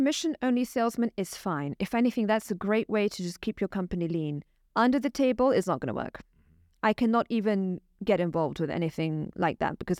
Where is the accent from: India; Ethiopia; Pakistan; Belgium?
Pakistan; I'm Pakistani myself, so I can spot a corrupt personality quite easily, I would say.